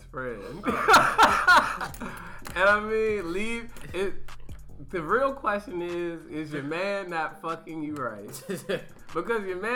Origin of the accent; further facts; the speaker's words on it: Richmond, Virginia, United States; I grew up in Richmond.